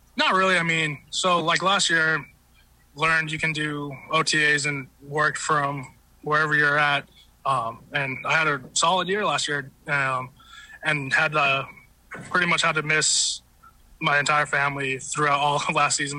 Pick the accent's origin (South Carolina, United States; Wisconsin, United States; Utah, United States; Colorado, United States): Utah, United States; now in Detroit, United States; I was born in Utah.